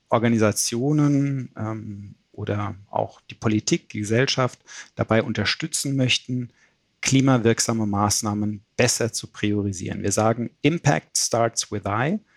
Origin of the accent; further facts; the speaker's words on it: Frankfurt, Hesse, Germany; ich komme aus der Gegend von Frankfurt